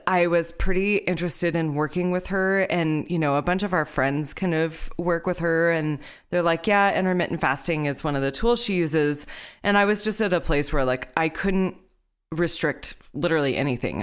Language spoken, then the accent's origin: English; Texas, United States; moved away; I'm from Texas